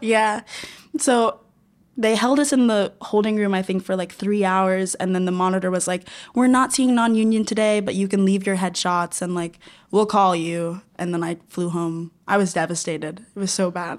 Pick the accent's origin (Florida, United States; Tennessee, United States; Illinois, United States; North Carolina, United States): Florida, United States; moved away; I'm from Florida